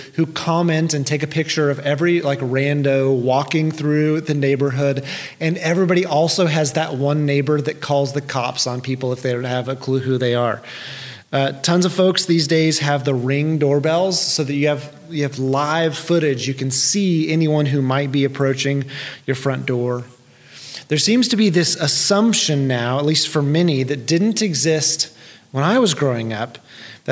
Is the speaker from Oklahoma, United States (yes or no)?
yes; Tulsa, Oklahoma, United States; I grew up in South and West Tulsa, so I was a stone's throw from Sepulpa on the west and not far from Glenpool to the south